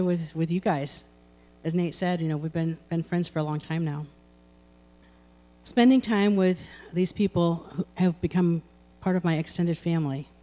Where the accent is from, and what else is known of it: United States